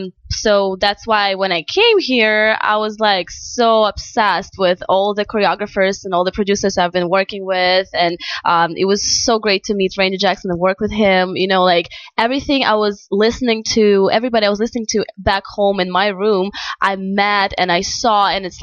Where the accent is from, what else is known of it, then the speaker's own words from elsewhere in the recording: Moscow, Russia; first language Russian; English is a second language; moved away as an adult; now in Los Angeles, United States; I was born in Russia. I moved here a couple of years ago, and I love it here in LA.